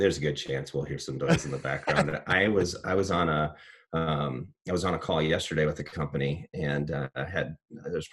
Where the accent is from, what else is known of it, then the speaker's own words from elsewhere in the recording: Cedar Rapids, Iowa, United States; I'm an Iowan through and through. So I grew up in Eastern Iowa